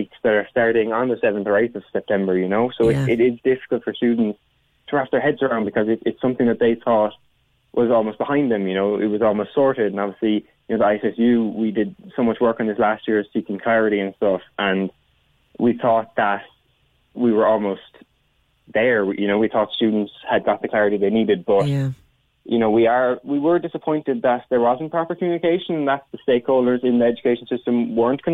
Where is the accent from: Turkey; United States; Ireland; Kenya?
Ireland; Cork, Munster; I'm from Cork